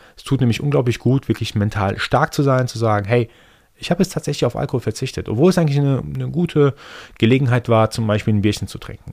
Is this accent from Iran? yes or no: yes; Iran; first language Persian; German is a second language; moved away; Ich bin gebürtiger Perser, gebürtiger Iraner